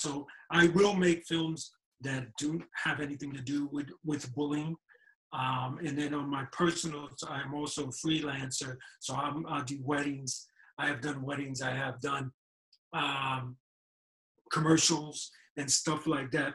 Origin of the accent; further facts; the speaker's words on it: New York City, New York, United States; moved away; I was born and raised in New York City Mount Sinai Hospital